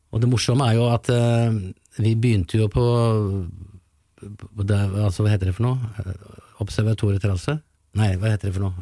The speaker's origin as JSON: {"language": "Norwegian", "town": "Larvik", "region": "Vestfold", "country": "Norway", "tie": "born or raised there", "said": "liten gutt fra Larvik"}